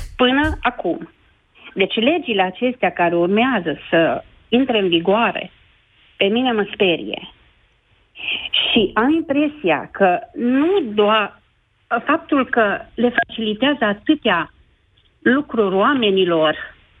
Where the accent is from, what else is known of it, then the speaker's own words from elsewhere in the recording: Baia Mare, Maramureș County, Romania; sunt din Baia Mare